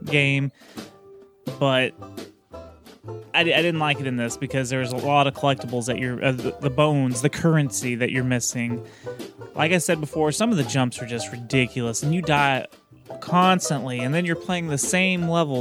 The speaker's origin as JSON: {"language": "English", "region": "Texas", "country": "United States", "said": "I'm Texan"}